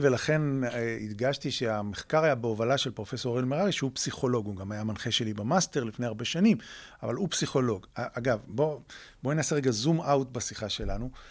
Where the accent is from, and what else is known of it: Israel